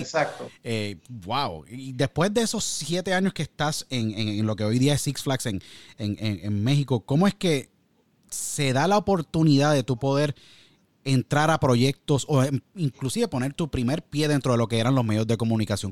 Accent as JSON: {"language": "Spanish", "town": "San Juan", "country": "Puerto Rico", "tie": "born or raised there", "said": "Yo soy de San Juan, yo soy nacido y criado en San Juan, me crié en San Juan"}